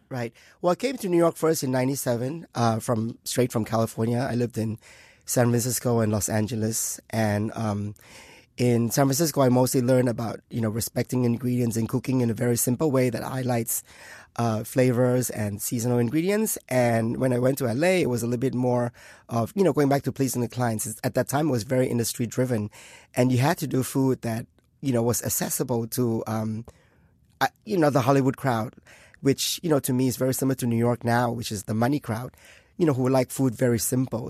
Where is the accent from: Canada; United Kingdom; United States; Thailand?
Thailand; moved away; I was born in Thailand uh, in in, uh, in a Chinese family.